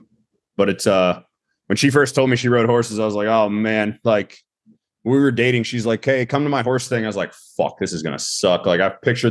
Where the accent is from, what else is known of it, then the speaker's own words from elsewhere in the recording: Northern Virginia, United States; moved away as an adult; also born or lived in Eastern Panhandle, West Virginia; now in West Virginia, United States; I'm from like right outside of DC, like Northern Virginia area.